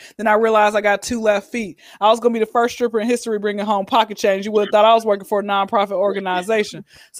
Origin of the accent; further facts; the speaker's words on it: Atlanta, Georgia, United States; Atlanta. Been here since I was zero. I know I ain't got that like country accent where you can barely hear what the people are saying.